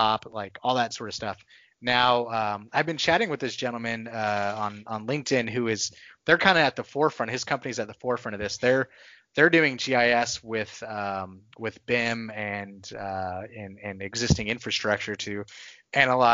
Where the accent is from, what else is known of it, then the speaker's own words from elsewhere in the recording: Texas, United States; Texas is where I I grew up, I spent most of my life.